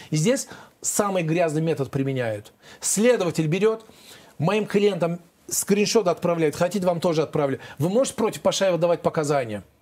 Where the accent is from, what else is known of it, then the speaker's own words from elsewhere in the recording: Azerbaijan; Я же гордо говорю везде, я азербайджанец, этот гордо говорю.